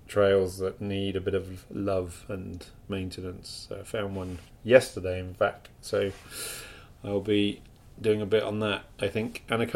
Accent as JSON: {"language": "English", "town": "York", "region": "Yorkshire and the Humber", "country": "United Kingdom", "tie": "born or raised there", "moved": "yes", "lives_now": "Toronto, Canada", "said": "I was born in York"}